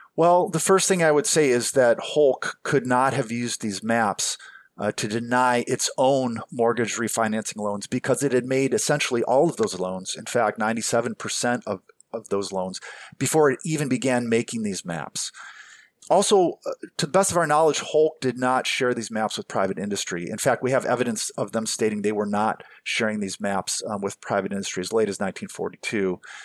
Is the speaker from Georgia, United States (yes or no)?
no; Cleveland, Ohio, United States; my hometown